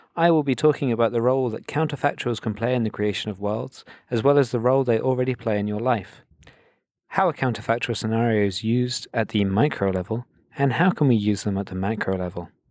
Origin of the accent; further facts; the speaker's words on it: United Kingdom; being British myself